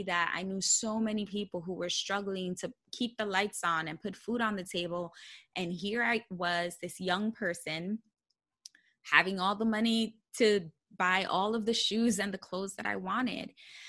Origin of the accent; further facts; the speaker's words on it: Bronx, New York, United States; I was proud that I was a daughter of an immigrant, that I, you know, was born and raised in the Bronx. I came from a low income household